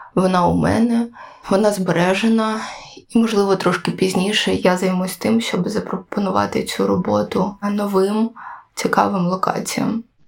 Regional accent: Kyiv, Ukraine; я сама з Києва

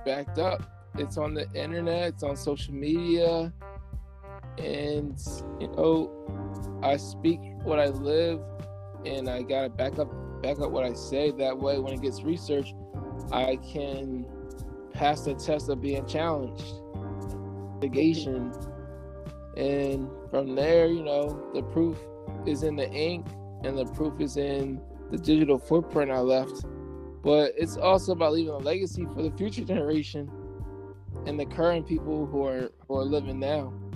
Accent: Coatesville, Pennsylvania, United States; also born or lived in Lancaster, Pennsylvania; I'm a native of Coastal Pennsylvania. I was born in Brandywine Hospital. I was in, enrolled in the school district of Coatesville area until 2001 when my mom decided to move to Lancaster

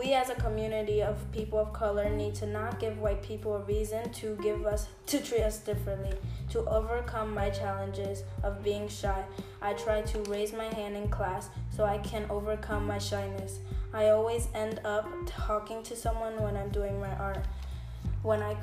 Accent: New York City, New York, United States; I was born and raised in the Bronx

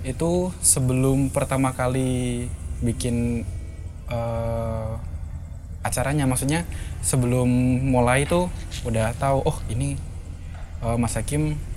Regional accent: Kudus, Central Java, Indonesia; also born or lived in Semarang; aku dari Kudus

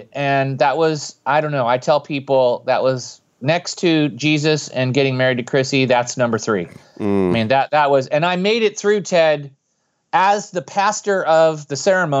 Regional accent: California, United States; I grew up in Silicon Valley, but then it was all orchards and all those things that we enjoy today were just ideas in people's heads. So I grew up in Northern Califo

